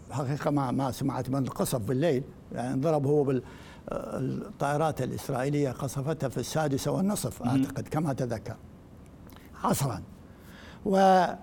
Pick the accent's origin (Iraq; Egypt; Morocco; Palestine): Iraq; كعراقيين يعني ك... كمتخصصين